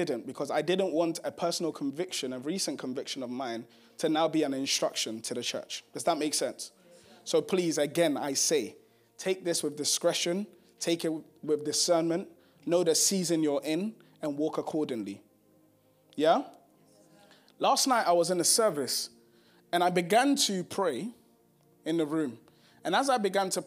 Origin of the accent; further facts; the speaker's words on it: Ghana; I'm from Ghana